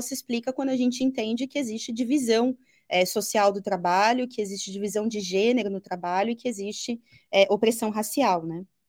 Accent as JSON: {"language": "Portuguese", "region": "São Paulo", "country": "Brazil", "tie": "born or raised there", "said": "Eu cresci no Braz, ali na entre o Parque Dom Pedro e Belenzinho"}